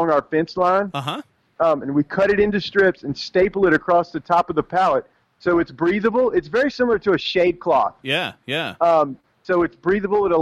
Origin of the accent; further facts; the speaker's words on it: Louisiana, United States; now in Dallas, United States; I'm from Louisiana